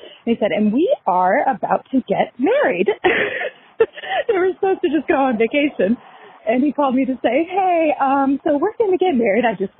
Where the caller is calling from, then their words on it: Arkansas, United States; Hi, ladies. I am a listener from Arkansas.